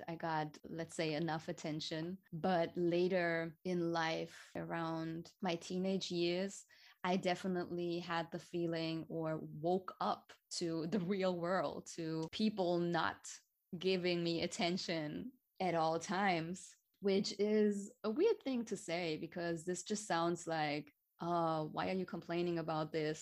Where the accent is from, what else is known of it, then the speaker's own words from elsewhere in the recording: Hamburg, Germany; I was born and raised in Hamburg. It's a city in the north of Germany